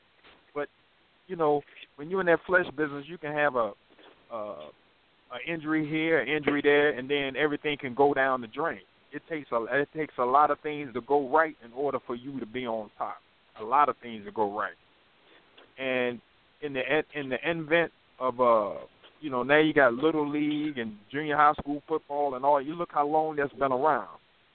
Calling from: North Carolina, United States; I'm calling from North Carolina.

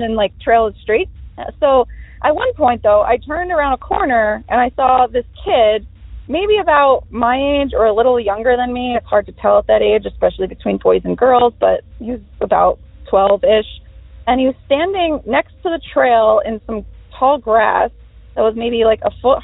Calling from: New Jersey, United States; I'm calling from New Jersey

